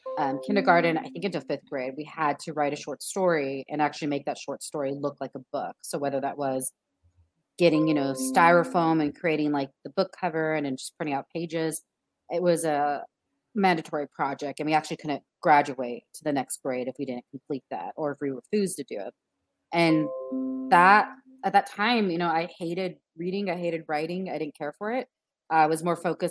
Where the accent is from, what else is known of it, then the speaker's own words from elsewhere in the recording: Inland Empire, California, United States; also born or lived in Glendora, California; I grew up in Inland Empire, suburban neighborhoods